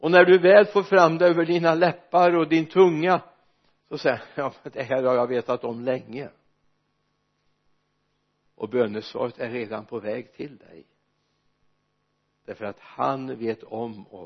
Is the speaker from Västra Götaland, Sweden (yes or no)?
yes; Mariestad, Västra Götaland, Sweden; born or raised there